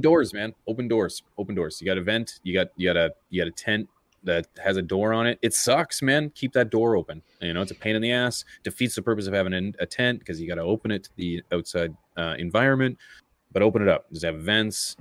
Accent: Canada; I'm Canadian

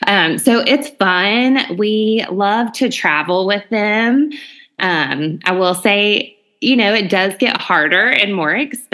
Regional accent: Clearwater Beach, Florida, United States; when I was growing up in Clearwater Beach, Florida.

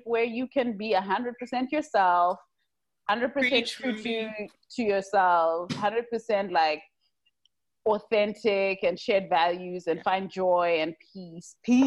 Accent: Zimbabwe; us growing up in Zim

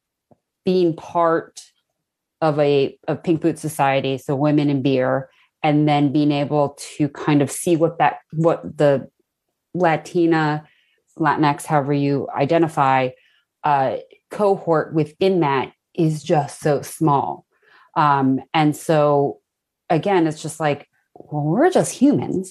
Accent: New Hampshire, United States; also born or lived in California; now in Pittsfield, United States; I was born in California. We moved to New Hampshire when I was 8

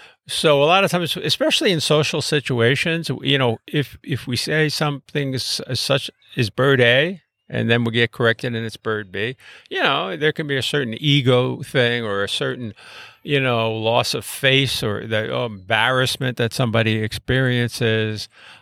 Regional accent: Brooklyn, New York, United States; I grew up in Brooklyn, New York, in a working-class neighborhood in a small apartment

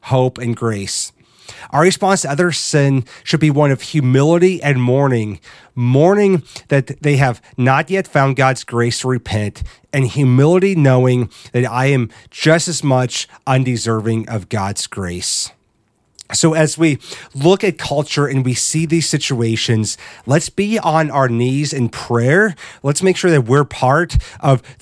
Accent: Midwest, United States; Growing up in the Midwest, there's always an emphasis on what kind of a family someone came from

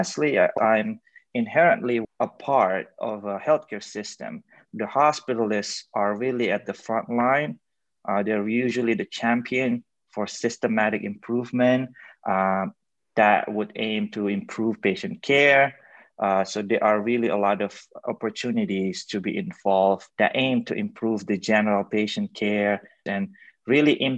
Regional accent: Indonesia; moved away as an adult; also born or lived in China; now in United States; I was born and raised in Indonesia. Then I went to China for my medical school before coming to the United States to complete my residency in internal medicine

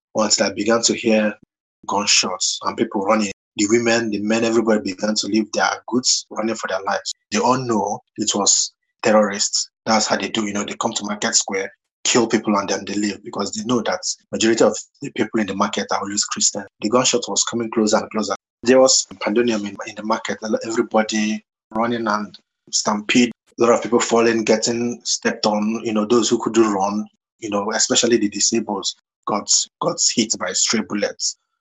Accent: Nigeria; moved away as an adult; now in United Kingdom; growing up in Nigeria

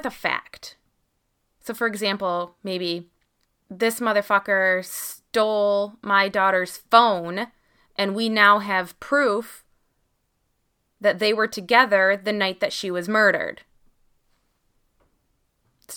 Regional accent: Michigan, United States; here in Michigan, in my hometown here

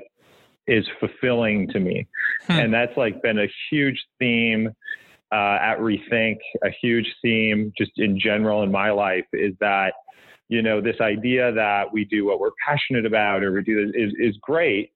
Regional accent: Wisconsin, United States; also born or lived in Kansas City; now in New York City, United States; I was raised in Wisconsin

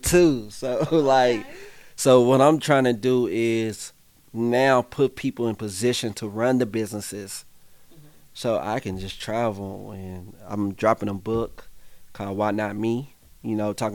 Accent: Indianapolis, Indiana, United States; I grew up on the Far East Side, so we got one of the top rates of unemployment.

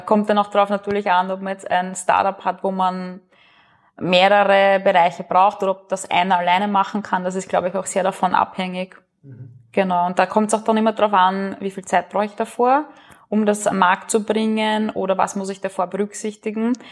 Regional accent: Burgenland, Austria; moved away as an adult; also born or lived in Vienna; bin gebürtig aus dem Burgenland, habe auch ein paar Jahre in Wien gelebt

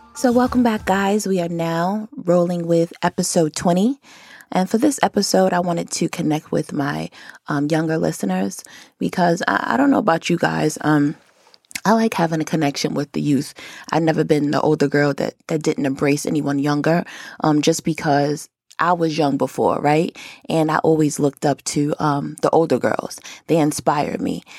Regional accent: Rochester, New York, United States; moved away as an adult; now in Atlanta, United States; I'm from Rochester, which is upstate, but I lived downstate before I came to Atlanta

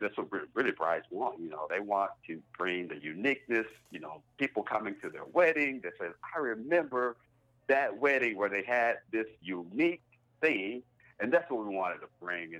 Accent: Wynne, Arkansas, United States; moved away as an adult; now in Northwest Arkansas, United States; I'm from Eastern Arkansas, a small place called Wynn, Arkansas

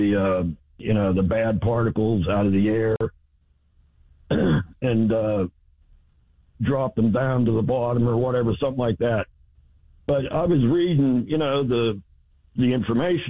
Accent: Saxonburg, Pennsylvania, United States; I grew up in Saxonburg

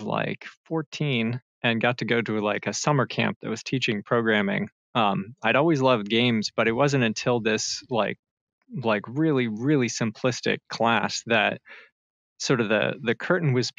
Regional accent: North Carolina, United States; moved away as an adult; move back to my home state of North Carolina

